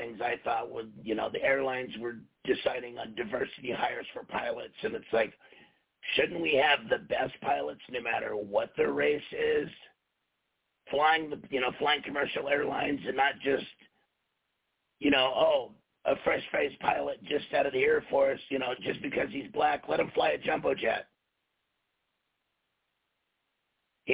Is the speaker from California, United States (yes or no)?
yes; California, United States; also born or lived in Las Vegas, Nevada; now in Colorado, United States; Originally California. And then I spent many, many, many years in Vegas, and currently I live on a mountaintop in Colorado